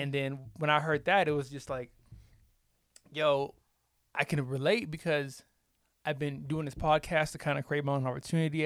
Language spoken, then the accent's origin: English; the South, United States; I'm from the South, so I, I just say Dakota